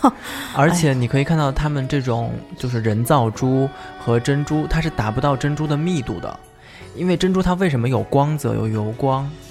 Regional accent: Suzhou, Jiangsu, China; 作为苏州人来讲嘛，就是我们从小到大，呃，女生吧， 就是到了，比如说上班的时候，或者是到有一定年纪过后，都会有自己的珍珠饰品

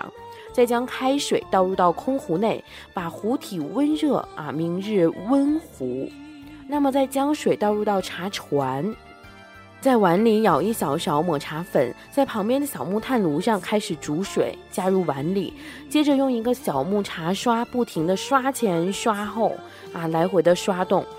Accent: China; 茶道老师看出来我是中国人

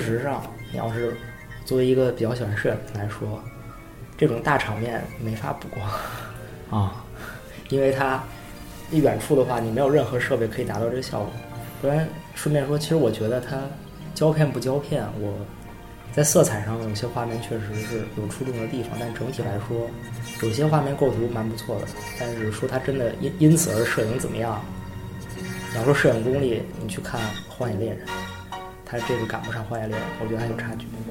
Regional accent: China; 我作为一个中国人

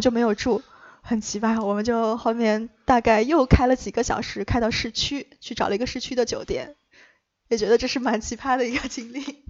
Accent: Luoyang, Henan, China; moved away; 我的家乡在洛阳

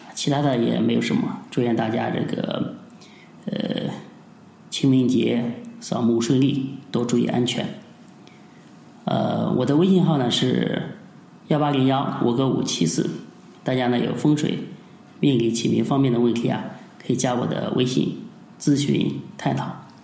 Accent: China; 我们中国人

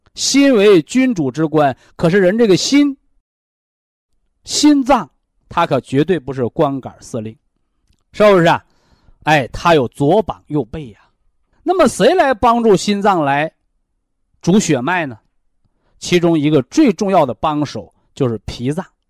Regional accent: China; 我们中国人

